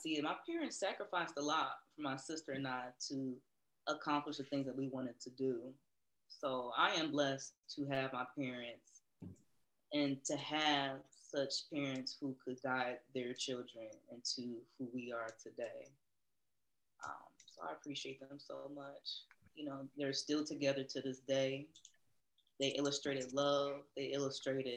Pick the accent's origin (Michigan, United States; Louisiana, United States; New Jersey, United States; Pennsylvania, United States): Michigan, United States; Redford; I grew up in Redford in that specific house for so many years